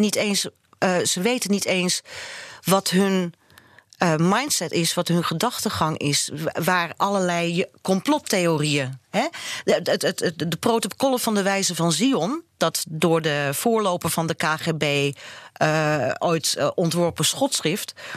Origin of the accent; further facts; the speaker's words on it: Netherlands; maar ik ben Nederlandse